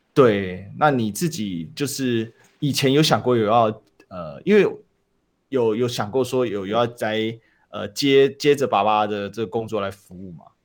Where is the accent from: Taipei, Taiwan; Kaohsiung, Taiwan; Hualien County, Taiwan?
Kaohsiung, Taiwan; 我都是高雄人啊